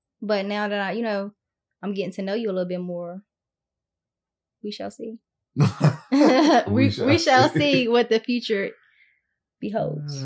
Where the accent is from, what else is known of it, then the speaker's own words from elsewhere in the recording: Washington, District of Columbia, United States; moved away as an adult; now in Atlanta, United States; I was born in Washington, D.C. So I'm first generation in the United States